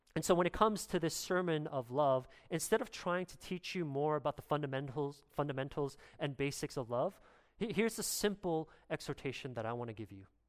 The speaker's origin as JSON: {"language": "English", "country": "Canada", "said": "as a Canadian"}